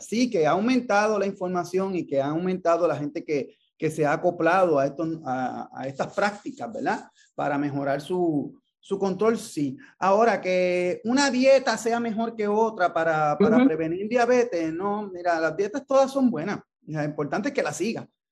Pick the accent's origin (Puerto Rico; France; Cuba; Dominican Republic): Puerto Rico; Ponce; yo soy de Ponce.